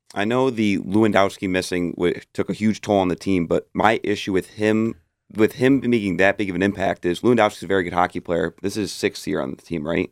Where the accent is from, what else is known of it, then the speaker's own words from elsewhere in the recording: Detroit, Michigan, United States; I grew up in Metro Detroit